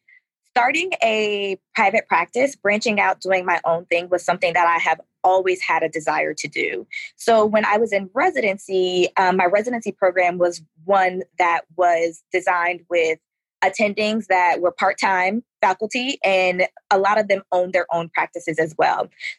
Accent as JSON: {"language": "English", "town": "Atlanta", "region": "Georgia", "country": "United States", "tie": "born or raised there", "lives_now": "Houston, United States", "said": "I am a military brat, but for the most part, I grew up in Atlanta, Georgia."}